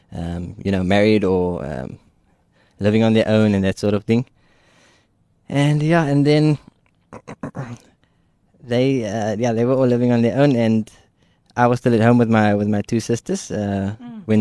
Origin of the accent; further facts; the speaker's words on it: Ruyterwacht, Western Cape, South Africa; so I grew up in Ruyterwacht. Uh, I lived there for, for 21 years.